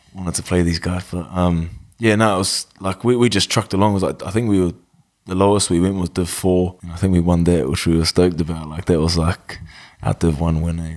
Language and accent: English; Wellington, New Zealand; also born or lived in Masterton / Texas, United States / Palmerston North / Christchurch; settled in Wellington in two thousand. Uh, been there ever since